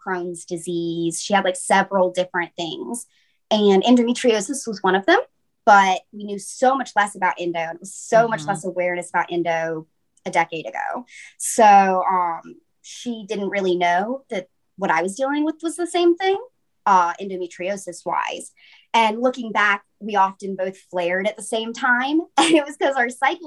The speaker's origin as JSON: {"language": "English", "area": "Piedmont area", "region": "North Carolina", "country": "United States", "said": "I'm from North Carolina, from the Piedmont area"}